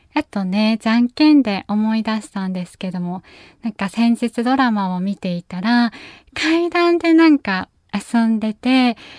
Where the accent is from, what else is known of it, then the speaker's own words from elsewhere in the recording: Nagasaki, Japan; accent: Nagasaki dialect; 私、ふるさと、長崎なので、長崎の言葉を皆さんに紹介したい